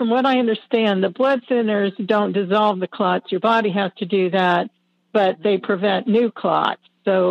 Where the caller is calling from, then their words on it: Melbourne, Florida, United States; I'm calling from Florida. Melbourne, Florida.